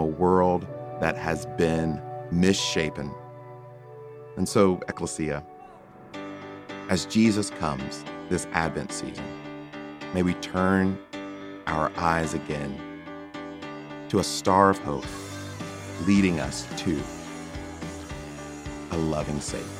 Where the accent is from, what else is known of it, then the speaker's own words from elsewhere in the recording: the American South, United States; Growing up in the American South